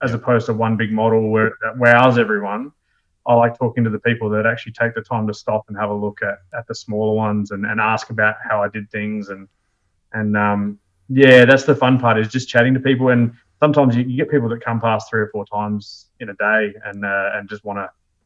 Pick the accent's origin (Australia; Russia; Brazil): Australia; Adelaide, South Australia; moved away as an adult; also born or lived in Pilbara; now in Melbourne, Australia; I'm from Adelaide originally